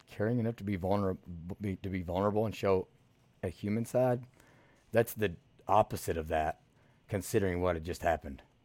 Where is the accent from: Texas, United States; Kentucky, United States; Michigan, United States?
Kentucky, United States; Eastern; now in Louisville, United States; I'm from Eastern Kentucky